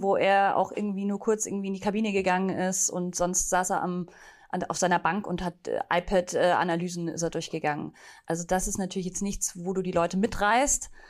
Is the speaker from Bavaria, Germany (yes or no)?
yes; near Munich, Bavaria, Germany; Ich bin ja ursprünglich aus der Nähe von München